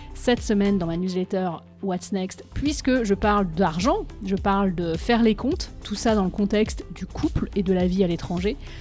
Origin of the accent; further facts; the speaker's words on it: France; moved away as an adult; now in Boston, United States